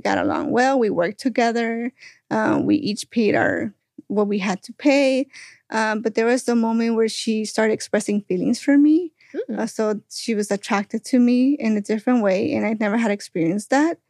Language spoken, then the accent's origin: English; Florida, United States; moved away; I'm from Florida, so it's really hot over there